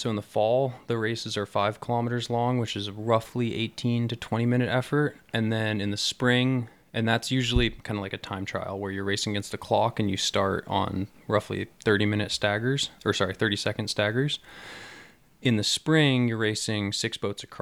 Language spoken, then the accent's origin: English; Mill Valley, California, United States; Uh, really early on, it was a vehicle that I used to get to and from school just down the road here. I went to Tam Valley Elementary School